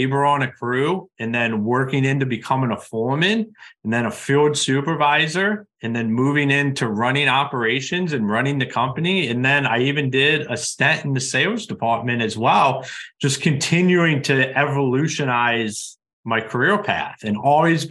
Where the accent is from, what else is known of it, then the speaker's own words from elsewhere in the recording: Ohio, United States; moved away as an adult; now in Michigan, United States; I'm originally from Ohio